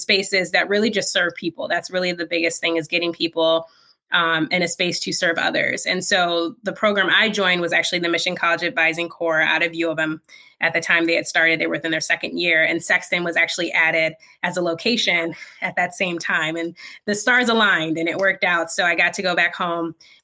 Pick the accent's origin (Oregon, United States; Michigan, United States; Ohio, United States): Michigan, United States; Lansing; also born or lived in Ann Arbor, Michigan / Flint, Michigan; I'm from Lansing